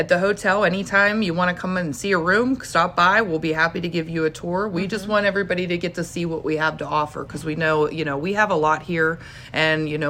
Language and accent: English; Cabot, Pennsylvania, United States; I'm from Cabot, so I'm not far from Sarver